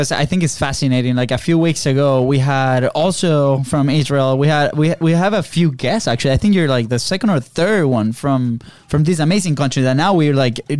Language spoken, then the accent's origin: English; Venezuela; now in United States; Because I'm from Venezuela. I'm from Venezuela.